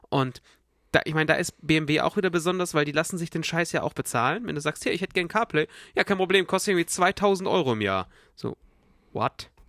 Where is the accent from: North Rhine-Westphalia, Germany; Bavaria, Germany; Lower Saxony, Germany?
Bavaria, Germany; Munich; bei uns in Bayern